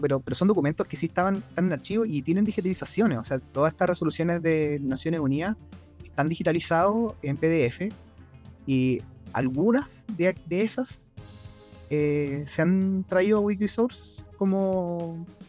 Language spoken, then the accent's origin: Spanish; Chile; yo vivo en Chile, eh, soy chileno también